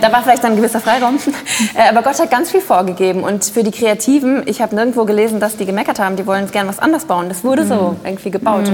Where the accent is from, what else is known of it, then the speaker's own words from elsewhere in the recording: Düsseldorf, North Rhine-Westphalia, Germany; ich bin aus Düsseldorf.